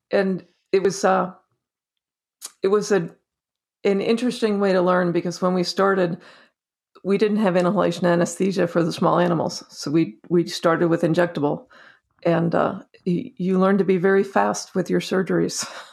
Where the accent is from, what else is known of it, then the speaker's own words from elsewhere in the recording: New Jersey, United States; moved away; also born or lived in North Carolina; I grew up in New Jersey. I grew up on a dirt road in the country